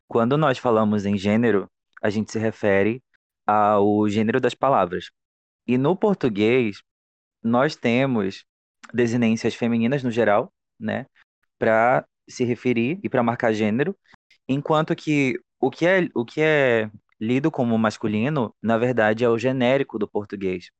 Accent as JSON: {"language": "Portuguese", "town": "Macapá", "region": "Amapá", "country": "Brazil", "said": "eu sou de Macapá, capital do Amapá."}